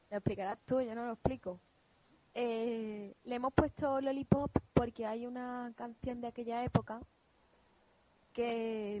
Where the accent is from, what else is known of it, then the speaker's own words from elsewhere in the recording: Andalusia, Spain; also born or lived in Málaga; somos andaluces.